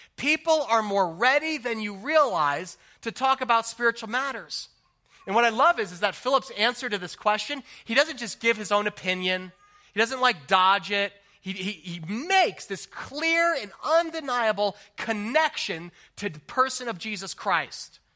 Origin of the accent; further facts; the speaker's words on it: New Jersey, United States; I grew up in New Jersey